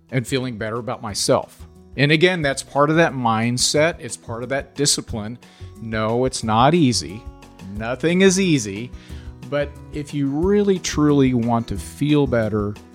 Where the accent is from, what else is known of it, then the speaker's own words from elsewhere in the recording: Kansas City, Kansas, United States; I grew up in the Kansas City area and went to school at Shawnee Mission West, on to college at University of Kansas